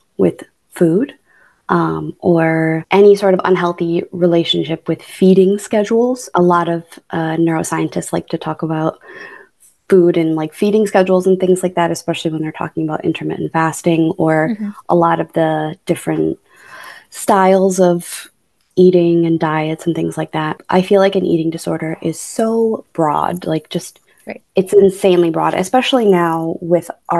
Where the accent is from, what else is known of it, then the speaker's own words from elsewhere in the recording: Buffalo, New York, United States; I was born and raised in Buffalo, New York. I stayed there until I was about 18